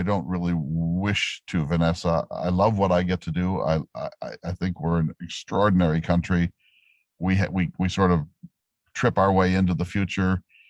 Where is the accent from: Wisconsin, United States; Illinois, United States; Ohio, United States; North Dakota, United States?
North Dakota, United States; And I come from North Dakota, which has very different sets of race historical problems.